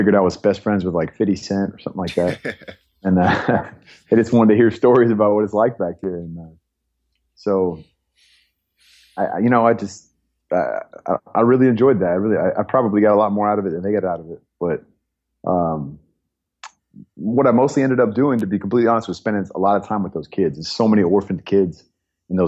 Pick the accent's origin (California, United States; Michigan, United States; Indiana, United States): California, United States; Bay Area; I grew up in California, up in the Bay Area